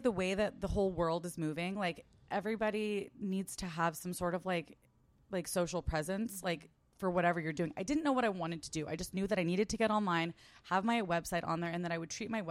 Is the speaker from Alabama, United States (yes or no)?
no; San Diego, California, United States; moved away as an adult; also born or lived in Del Mar / Arizona; now in New York, United States; So I grew up in San Diego. Mm. I didn't move to New York until I was 27. So basically my whole life was there. I went to Arizona for like a hot second for college. But yeah, like we grew up in, or I grew up in like East San Diego.